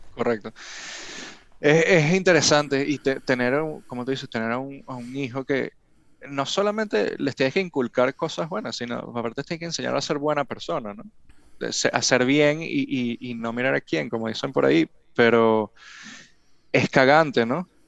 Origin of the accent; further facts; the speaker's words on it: Venezuela; now in Miami, United States; somos venezolanos y, nos vamos a Estados Unidos